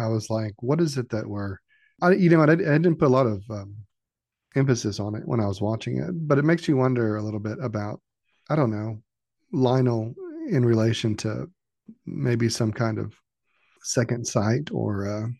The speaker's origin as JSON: {"language": "English", "region": "Kansas", "country": "United States", "said": "I'm from Kansas, but, you know, I guess there's some heavy hitters in Kansas too, right?"}